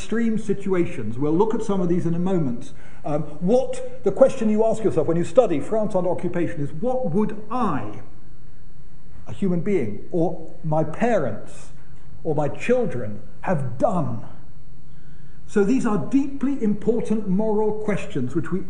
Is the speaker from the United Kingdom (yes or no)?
yes; United Kingdom; being British